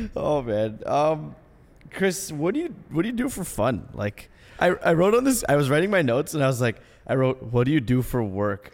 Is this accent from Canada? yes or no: yes; Ottawa, Ontario, Canada; I'm from Ottawa.